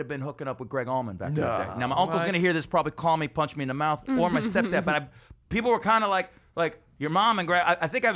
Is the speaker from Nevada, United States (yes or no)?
yes; Las Vegas, Nevada, United States; moved away; also born or lived in Inwood, Manhattan; from my hometown of Las Vegas, Nevada